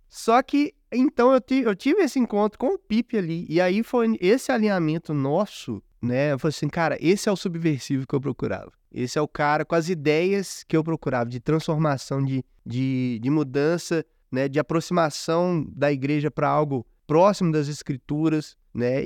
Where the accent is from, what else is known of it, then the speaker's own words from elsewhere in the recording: Minas Gerais, Brazil; como bom mineiro, desconfiado